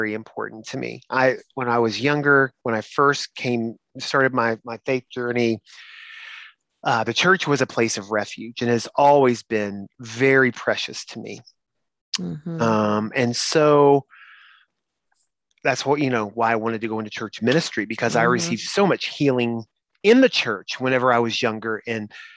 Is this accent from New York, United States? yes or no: no; Eastern Kentucky, United States; I was from Eastern Kentucky